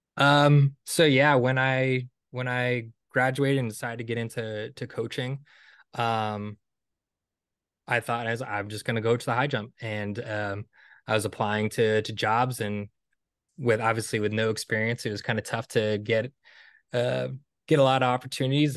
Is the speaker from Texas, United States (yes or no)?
no; Stonington, Connecticut, United States; after I graduated from college, um, New London was a couple towns over from where I grew up in Stonington, Connecticut.